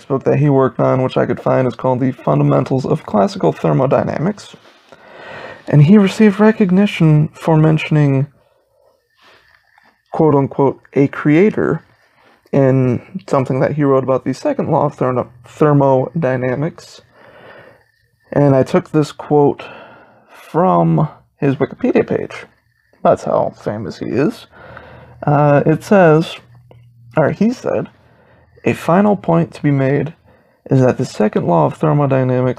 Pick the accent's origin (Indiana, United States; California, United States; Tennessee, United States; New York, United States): Indiana, United States; South Bend; I was born in South Bend